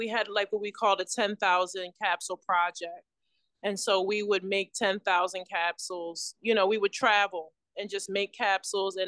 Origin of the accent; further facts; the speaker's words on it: Philadelphia, Pennsylvania, United States; I was born in West Philadelphia, and my mom, you know, she went to high school in West Philadelphia